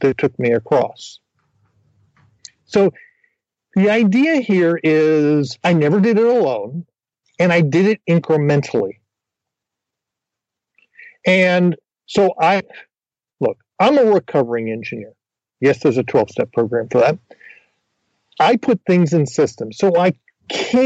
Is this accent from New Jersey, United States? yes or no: yes; New Jersey, United States; moved away; I grew up in New Jersey